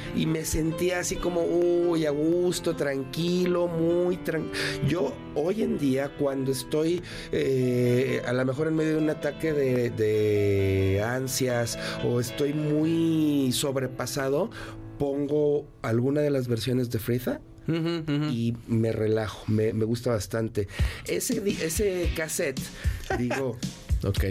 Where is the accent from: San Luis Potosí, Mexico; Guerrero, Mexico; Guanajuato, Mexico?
Guanajuato, Mexico; León; Yo crecí en León, Guanajuato.